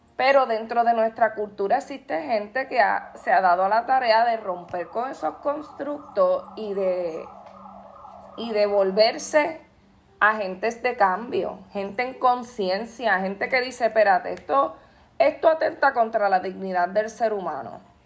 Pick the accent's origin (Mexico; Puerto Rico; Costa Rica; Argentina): Puerto Rico